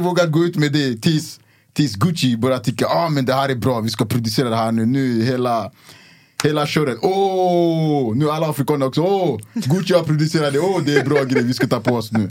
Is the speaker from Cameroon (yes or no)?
yes; Cameroon; moved away; also born or lived in Luleå, Sweden; jag är från Kamerun, det, är- det är tropiskt. Vi har regnskogar.